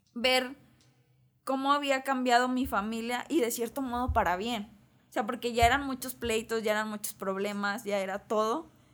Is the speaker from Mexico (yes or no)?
yes; Mexico; como mexicanos tenemos muy arraigado que la familia es lo más importante